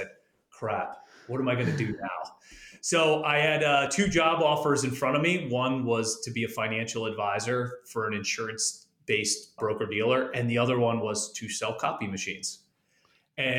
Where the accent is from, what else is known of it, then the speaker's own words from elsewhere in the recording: Delaware, United States; I've lived here my whole life. It's not very exciting. Anytime I tell someone I'm from Delaware